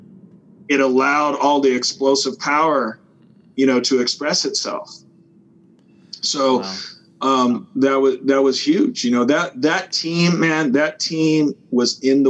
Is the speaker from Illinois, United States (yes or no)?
no; Los Angeles, California, United States; moved away as an adult; also born or lived in Hawaii; I grew up in Los Angeles. I grew up Wilshire and near the street called La Brea.